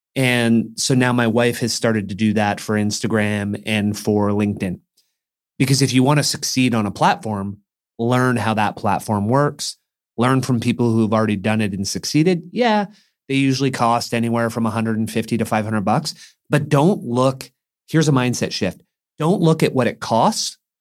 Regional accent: Mission, British Columbia, Canada; moved away; a kid growing up in Mission

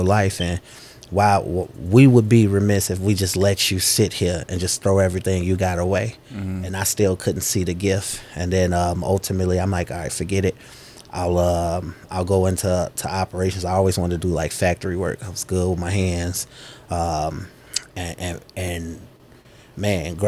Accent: Chicago, Illinois, United States; south side of Chicago, born and raised

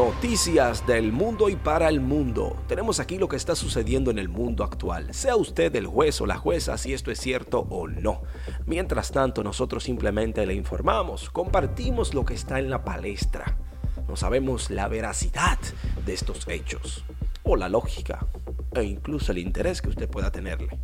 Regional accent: Dominican Republic; nosotros somos una islita caribeña

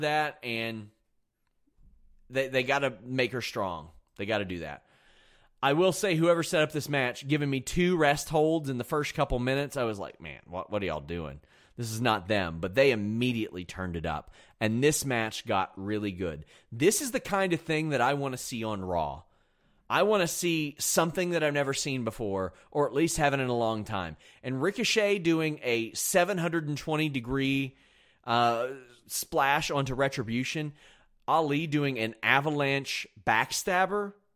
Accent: Kentucky, United States; I'm from Kentucky.

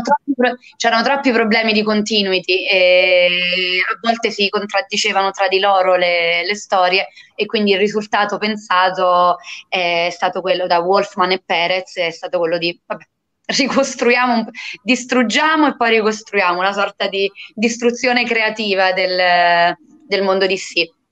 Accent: Fontanarosa, Campania, Italy

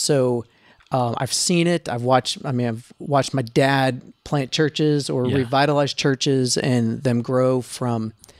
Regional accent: East Coast, United States; moved away as an adult; also born or lived in Easton, Maryland / north of Boston; That's a town in Maryland called Easton. Yeah. Okay. So we're from the East Coast.

